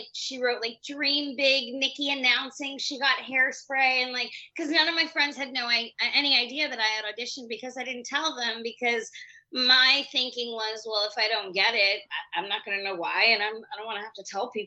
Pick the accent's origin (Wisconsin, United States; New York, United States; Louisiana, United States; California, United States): New York, United States; me being a New Yorker